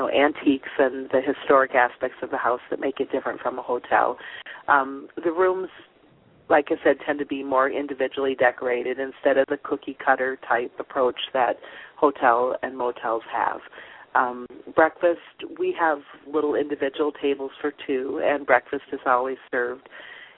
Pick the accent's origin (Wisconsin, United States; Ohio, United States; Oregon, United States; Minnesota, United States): Minnesota, United States; Austin; also born or lived in Colorado Springs, Colorado / Germany / Wheaton, Illinois; now in St. Ansgar, Iowa, United States; I am from Austin, Minnesota originally